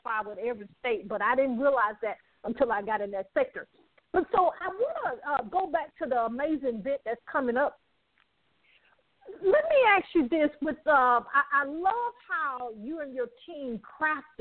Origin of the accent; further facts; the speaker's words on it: Alabama, United States; now in Atlanta, United States; I'm from Alabama